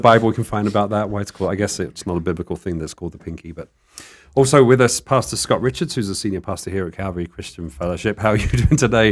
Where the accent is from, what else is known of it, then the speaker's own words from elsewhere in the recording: United Kingdom; now in Tucson, United States; I guess I'm still a Brit, but in the desert